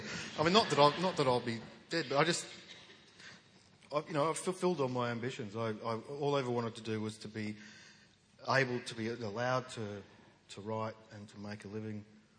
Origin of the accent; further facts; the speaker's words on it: Western Australia, Australia; We grew up in a state that was a no account state. You know, we're on the wrong side of the wrong country in the wrong hemisphere